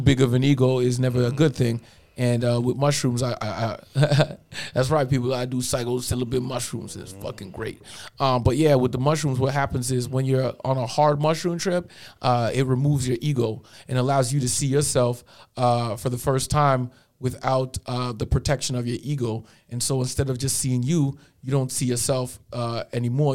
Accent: Toronto, Ontario, Canada; moved away as an adult; now in Edmonton, Canada; I was born in Scarborough General Hospital, man. Ran up in them streets till I was 23, and then came out to Edmonton

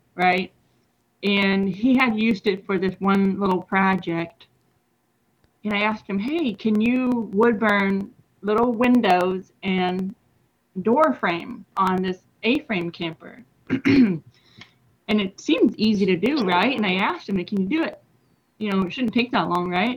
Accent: Washington, United States; moved away as an adult; now in Denton, United States; I've been here for about maybe 6 years, but my home is in Washington State

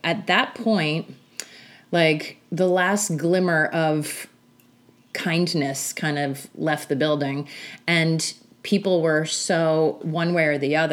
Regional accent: New York City, New York, United States; I'm from New York. I live in New York.

